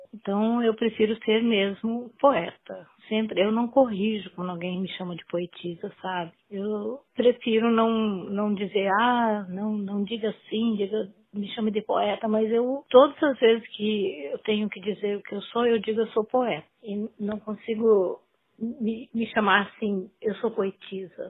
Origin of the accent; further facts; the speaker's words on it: northern Paraná, Brazil; also born or lived in Açaí, Paraná; now in Curitiba, Brazil; Eu nasci em Açaí, uma cidade próxima a Londrina. Passei minha infância no norte do Paraná e a juventude, vim viver em Curitiba com uns 30 anos